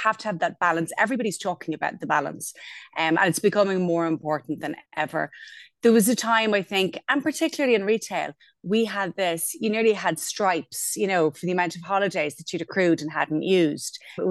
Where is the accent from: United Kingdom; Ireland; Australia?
Ireland; Wexford, Leinster; moved away as an adult; also born or lived in Berlin; I'm from Wexford, where I still live, or actually live again, more to the point, with my husband. At some point in our lives, we both moved away. I lived in Berlin for about 6 years.